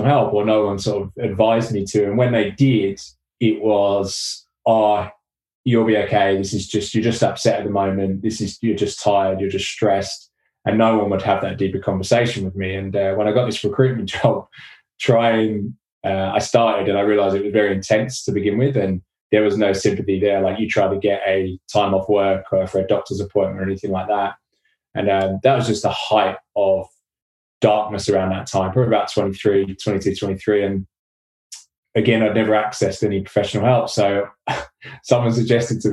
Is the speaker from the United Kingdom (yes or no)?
yes; Watford, East of England, United Kingdom; moved away; also born or lived in London / Australia; came back to my hometown in Watford